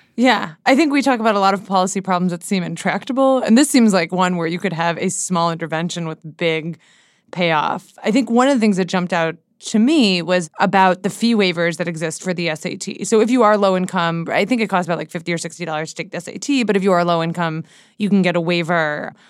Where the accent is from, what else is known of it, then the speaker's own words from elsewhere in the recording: Seattle, Washington, United States; moved away as an adult; now in Washington, D.C., United States; my, like, friends where I grew up in Seattle